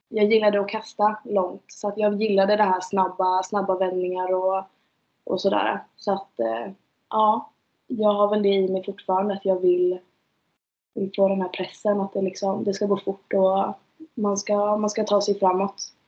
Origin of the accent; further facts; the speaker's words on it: Umeå, Västerbotten County, Sweden; moved away; jag är från Umeå.